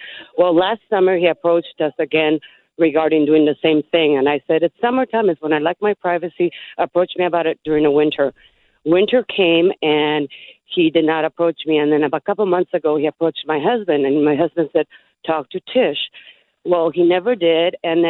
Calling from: San Diego, California, United States; Hi, I'm from San Diego, California.

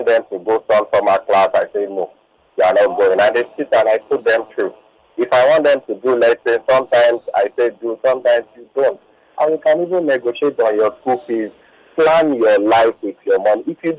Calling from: Lagos, Nigeria; I'm calling from VI.

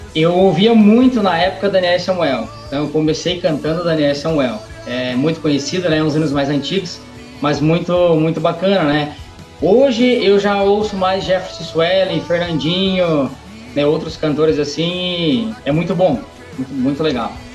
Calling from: São Miguel do Oeste, Santa Catarina, Brazil; Eu falo de São Miguel do Oeste, Santa Catarina

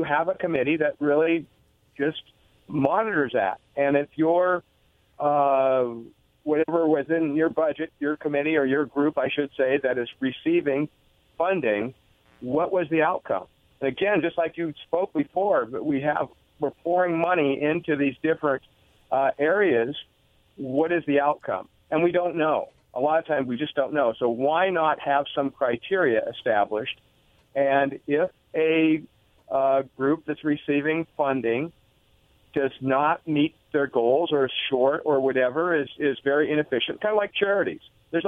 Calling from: Richland, Washington, United States

